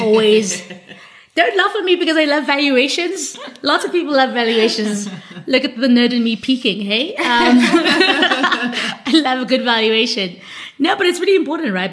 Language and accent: English; South Africa; as an African, as as South African specifically